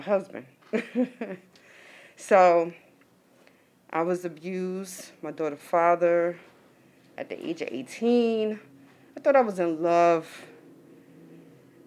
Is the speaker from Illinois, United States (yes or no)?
no; New York City, New York, United States; I'm from Harlem, coming out to Brooklyn